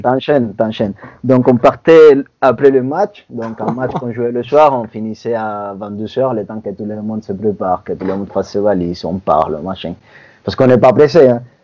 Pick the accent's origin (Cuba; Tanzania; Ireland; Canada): Cuba; now in France; je viens de Cuba